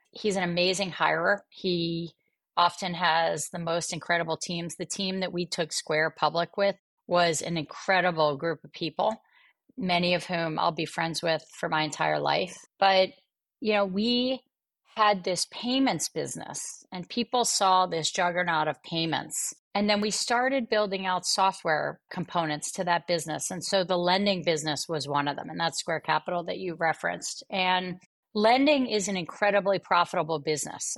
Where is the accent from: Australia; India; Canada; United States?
United States; Atlantic City, New Jersey; growing up in Atlantic City, New Jersey